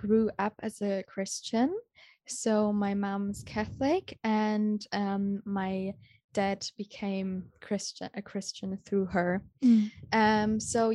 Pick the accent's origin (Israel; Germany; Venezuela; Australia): Germany; Munich, Bavaria; moved away; I'm from Germany, from the beautiful city Munich